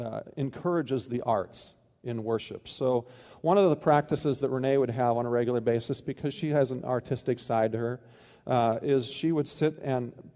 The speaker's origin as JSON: {"language": "English", "region": "Midwest", "country": "United States", "tie": "born or raised there", "also_born_or_lived": "Oregon", "moved": "as an adult", "lives_now": "Ohio, United States", "said": "I grew up in the Midwest, even though I spent the last 11 years in Oregon"}